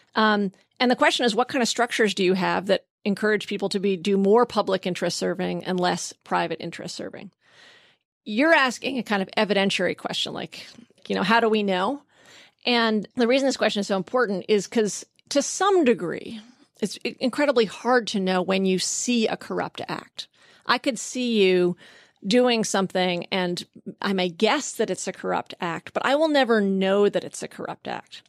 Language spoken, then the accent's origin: English; Vermont, United States; I grew up in Vermont